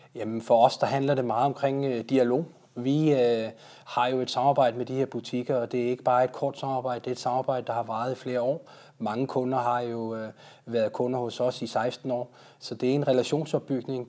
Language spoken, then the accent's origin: Danish; Denmark